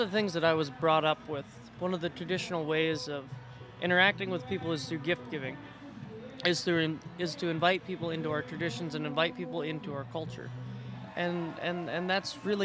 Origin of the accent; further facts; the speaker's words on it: Kenai, Alaska, United States; I'm Kenaitse Indian and Siberian Yupik Eskimo from Kenai, Alaska